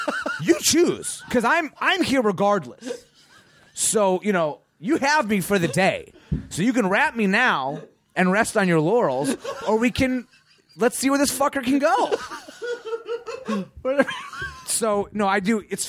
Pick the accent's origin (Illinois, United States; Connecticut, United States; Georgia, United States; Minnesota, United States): Illinois, United States; Chicago; I grew up in Chicago. My mom took me to an audition one day because there was auditions at our like local community center.